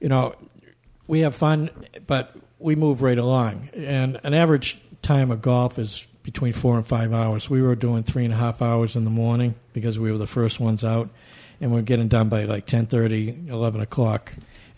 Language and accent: English; Massachusetts, United States; moved away; also born or lived in Central Florida; I come from Massachusetts, and I'd go to Heather Hill over in North Attleboro